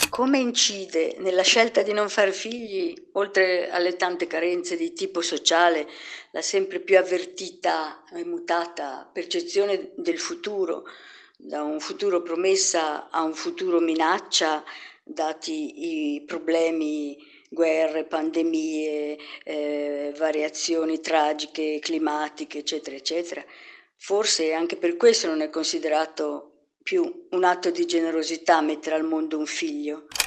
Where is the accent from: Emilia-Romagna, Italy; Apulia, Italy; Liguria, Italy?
Liguria, Italy; Genoa; sono genovese che vive in un paese della Riviera